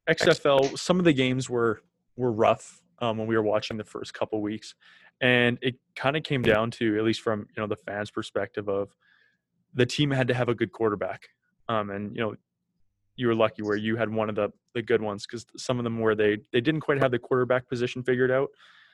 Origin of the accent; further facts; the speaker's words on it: Calgary, Alberta, Canada; I'm from Calgary